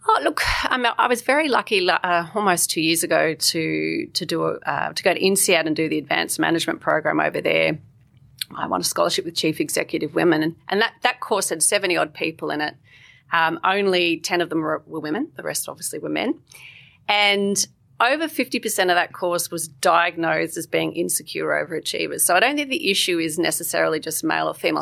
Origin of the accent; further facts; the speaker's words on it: Canberra, Australian Capital Territory, Australia; I grew up in Canberra